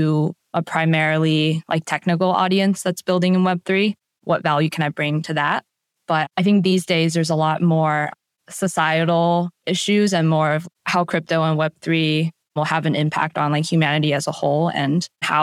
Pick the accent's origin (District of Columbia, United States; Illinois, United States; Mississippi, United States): District of Columbia, United States; Washington; my hometown area of DC